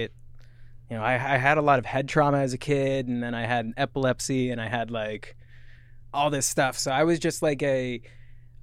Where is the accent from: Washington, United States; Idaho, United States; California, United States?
Washington, United States; Lakewood; We both grew up in Lakewood